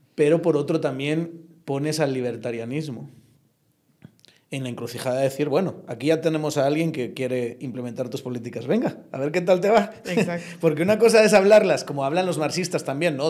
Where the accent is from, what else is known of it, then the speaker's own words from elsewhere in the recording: Spain; moved away as an adult; now in Guatemala; un español como lo soy yo